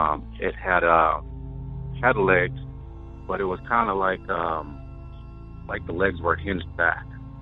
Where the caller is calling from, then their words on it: Wyoming, United States; I'm calling from Wyoming.